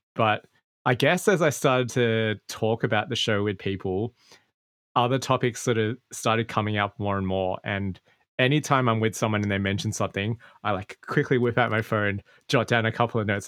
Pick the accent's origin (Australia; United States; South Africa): Australia; Sydney, New South Wales; I grew up in Australia, mm. in mm. a part of Sydney that's quite quote unquote Asian